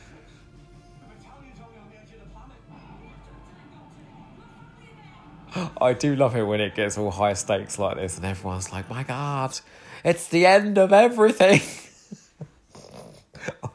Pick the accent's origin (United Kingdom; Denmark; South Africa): United Kingdom; Eastbourne, South East England; born or raised there